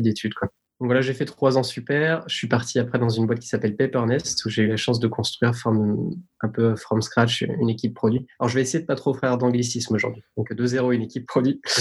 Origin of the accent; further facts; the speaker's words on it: Tignes, Auvergne-Rhône-Alpes, France; moved away; j'ai grandi dans une station de ski